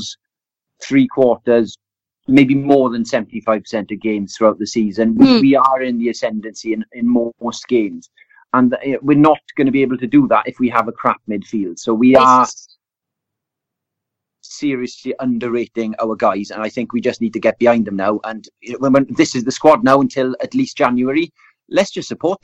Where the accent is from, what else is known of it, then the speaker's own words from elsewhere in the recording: Welsh, Wales, United Kingdom; I'm Welsh now